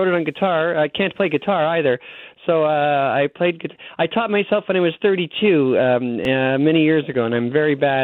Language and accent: English; Mississauga, Ontario, Canada; moved away as an adult; also born or lived in Los Angeles, United States; now in Winnipeg, Canada; I grew up in Mississauga, Ontario, a suburb outside, just like right outside of Toronto